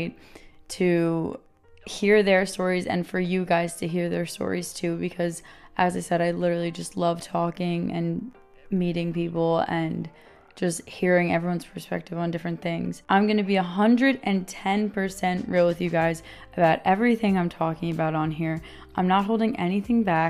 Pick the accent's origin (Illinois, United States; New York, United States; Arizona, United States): New York, United States; I am born and raised in New York